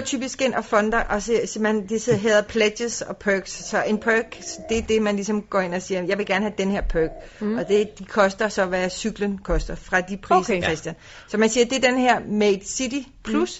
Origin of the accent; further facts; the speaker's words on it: Denmark; vi kommer fra Danmark, som er en cyklenation